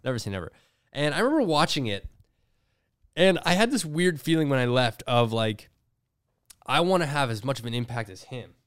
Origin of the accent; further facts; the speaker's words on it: Toronto, Ontario, Canada; Growing up in Toronto